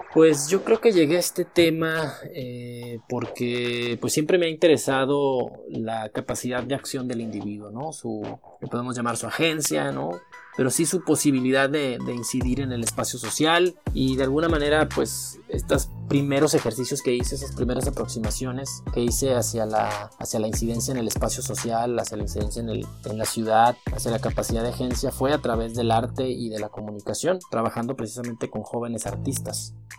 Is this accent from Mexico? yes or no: yes; Mexico; now in Mexicali, Mexico; soy mexicano